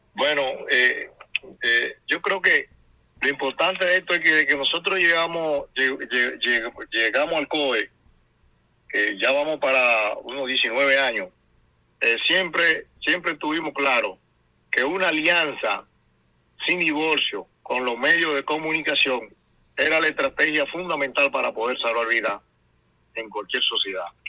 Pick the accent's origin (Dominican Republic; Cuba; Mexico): Dominican Republic